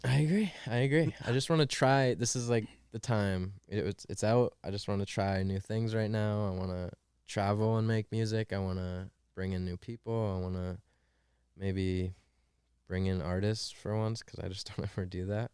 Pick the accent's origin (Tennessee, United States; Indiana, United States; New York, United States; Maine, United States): Maine, United States; moved away as an adult; also born or lived in Pittsburgh; I'm from Maine, dude. I'm from fucking Maine.